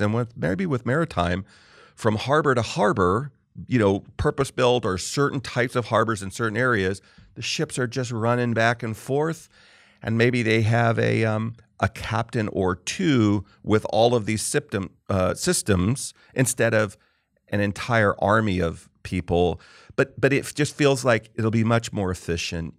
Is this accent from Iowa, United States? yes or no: no; Southern California, United States; also born or lived in Marlborough, Massachusetts; When I was a kid, we lived in Marlboro, Mass for two years. We moved out there from Southern California